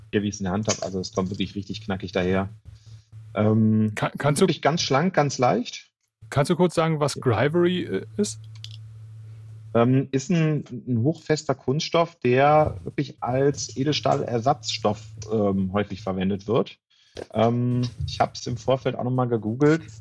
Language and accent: German; Mönchengladbach, North Rhine-Westphalia, Germany; ich komme aus Mönchengladbach.